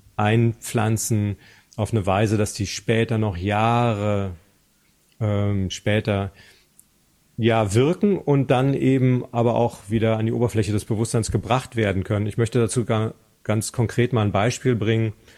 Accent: GDR, East Germany, Germany; in der DDR, wo ich aufgewachsen bin

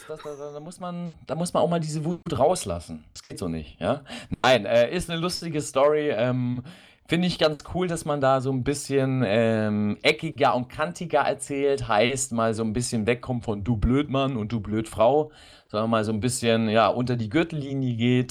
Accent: Germany; bei uns in Deutschland

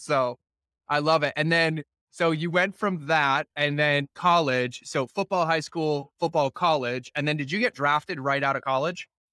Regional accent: Foxborough, Massachusetts, United States; I grew up in New England, right? I was in, Fo- I actually was in Foxborough growing up

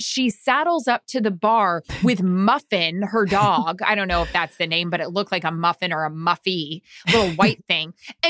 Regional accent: Orlando, Florida, United States; We're from Orlando.

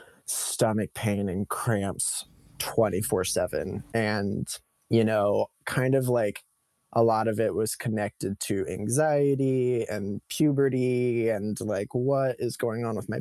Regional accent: Modesto, California, United States; now in Los Angeles, United States; I was growing up in Modesto, California, which is a small agricultural town in the Central Valley of California

